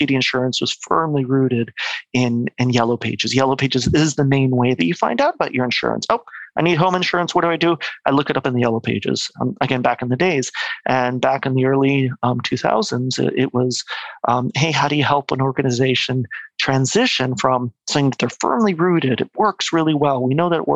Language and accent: English; Mexico; moved away as an adult; also born or lived in United States / Quebec; now in Vancouver, Canada; But I'm actually born and raised in Mexico. Okay. My family kind of moved there after their studies. I was born there, pretty much grew up there till I was 18